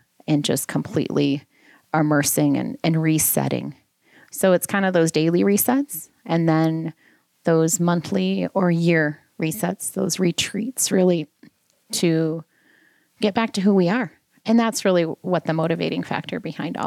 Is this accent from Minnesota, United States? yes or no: yes; Southwest Minnesota, United States; moved away as an adult; also born or lived in Wisconsin / Philadelphia; I grew up in Southwest Minnesota on a farm